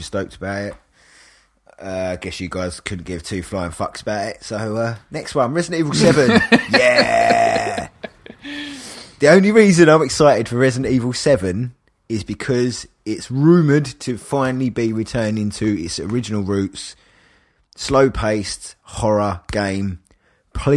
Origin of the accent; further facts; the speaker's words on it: England, United Kingdom; I'm English